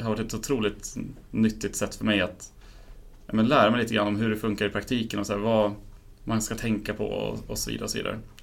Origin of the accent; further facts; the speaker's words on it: Enköping, Uppsala County, Sweden; moved away as an adult; now in Uppsala, Sweden; jag flyttade hit för ett par år sedan men kommer från Enköping från början